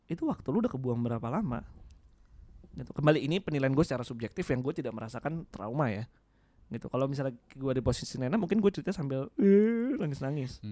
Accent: Java, Indonesia; gue sebagai orang Jawa keinget satu kata-kata sih dalam bahasa Jawa Gusti Allah boten sare

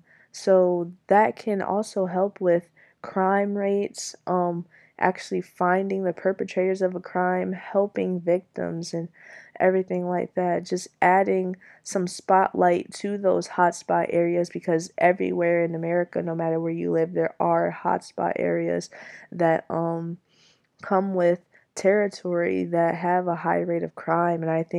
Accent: Michigan, United States; Now, while I am still technically from Michigan, Detroit isn't where I grew up. Detroit isn't my home.

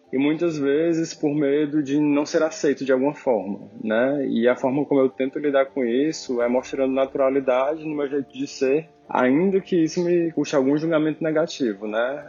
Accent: Fortaleza, Ceará, Brazil; eu nasci e fui criado em Fortaleza, no estado do Ceará

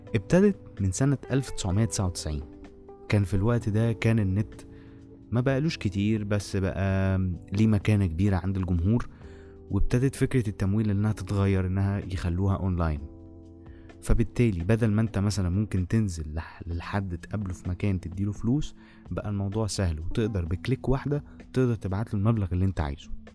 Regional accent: Egypt; عندنا في مصر

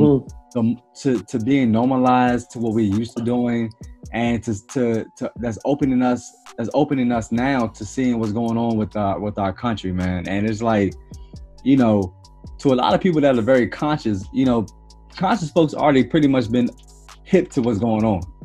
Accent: Maryland, United States; I'm first generation from Maryland. You know, er, my, mm. my parents from you know down south

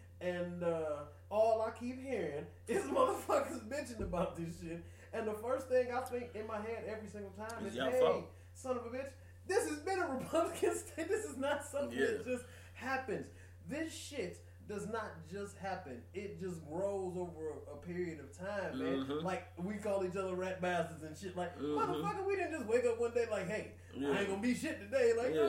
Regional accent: Michigan, United States; First of all, I'm from Michigan

